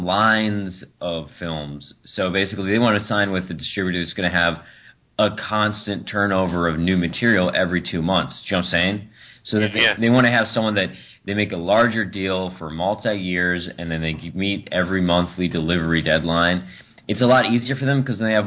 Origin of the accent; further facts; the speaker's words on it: Wisconsin, United States; now in Los Angeles, United States; We both live in Los Angeles, but we're from Wisconsin